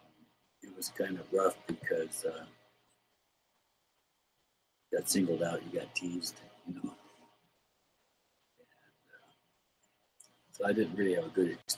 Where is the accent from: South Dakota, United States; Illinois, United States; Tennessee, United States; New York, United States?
South Dakota, United States; I was born on the Rosebud Reservation. Creek. I grew up mostly around South Dakota, Plain Ridge, Rosebud, Rapid City, the towns of Wyoming and stuff.